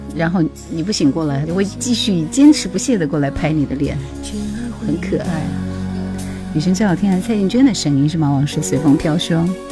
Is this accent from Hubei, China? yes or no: yes; Hubei, China; 我是湖北人，不是广东人